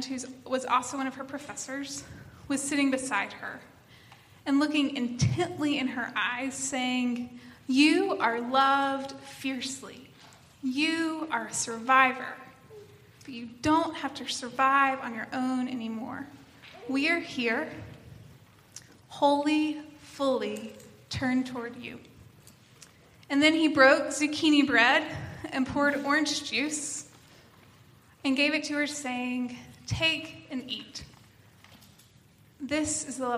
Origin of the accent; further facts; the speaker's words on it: East Tennessee, United States; I come from East Tennessee, where those are a thing